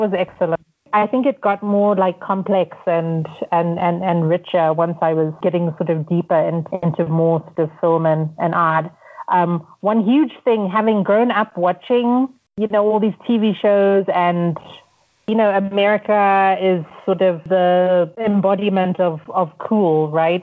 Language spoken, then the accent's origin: English; Zimbabwe; also born or lived in United States; now in Nairobi, Kenya; I'm from Zimbabwe.